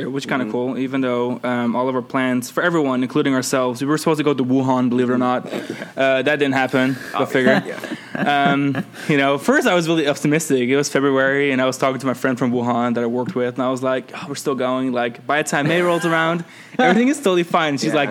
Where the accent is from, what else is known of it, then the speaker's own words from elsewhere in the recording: Netherlands; I'm from the Netherlands, yeah.